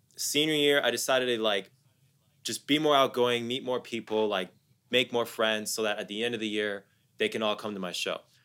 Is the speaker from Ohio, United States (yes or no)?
yes; Columbus, Ohio, United States; also born or lived in Dallas, Texas; I'm someone born and raised in the U S. I was born in Dallas, raised in Columbus, Ohio